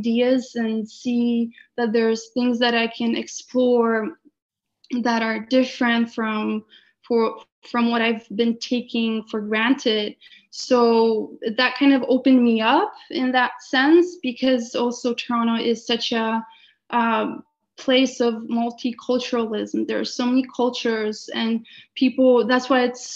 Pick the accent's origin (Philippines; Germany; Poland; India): Poland; now in Canada; I carry a lot of my sort of some of my upbringing from Poland and the ways of the culture, but then also so much more that I have gained in Canada